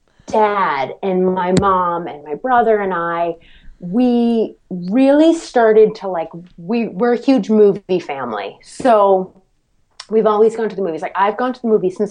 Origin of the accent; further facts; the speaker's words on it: Medfield, Massachusetts, United States; Medfield, Massachusetts with Martin Scorsese, where I'm from. That's like my hometown